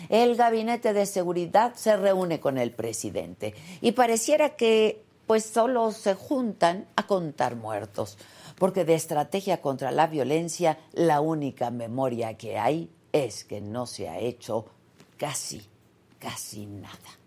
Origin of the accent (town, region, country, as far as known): Mexico